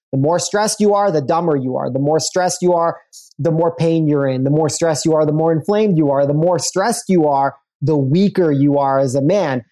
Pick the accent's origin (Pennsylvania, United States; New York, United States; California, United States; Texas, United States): New York, United States; New York City; I grew up in Brooklyn, Brooklyn